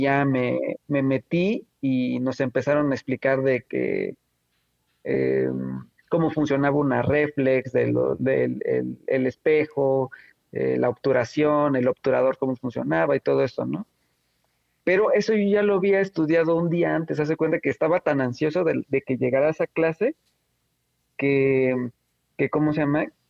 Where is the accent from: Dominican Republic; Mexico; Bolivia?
Mexico; Oaxaca; Yo soy de Oaxaca, eh, de la ciudad de Oaxaca